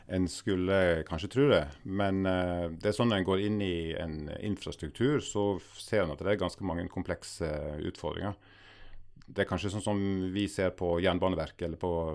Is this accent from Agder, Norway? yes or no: yes; Agder, Norway; Agder, der jeg er fra i utgangspunktet